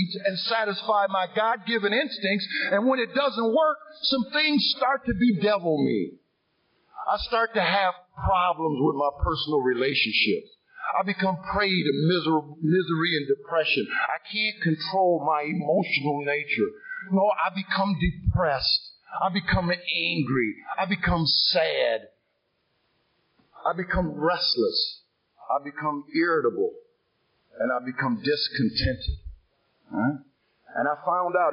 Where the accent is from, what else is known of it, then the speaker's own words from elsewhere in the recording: Sandusky, Ohio, United States; I was born in the city of Sandusky, Ohio, the second of three boys. I was raised in a Christian home